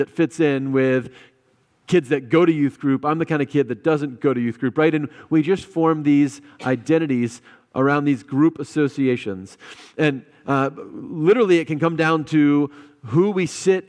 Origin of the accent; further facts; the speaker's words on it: United States; I am an American, and that's a big group I'm a part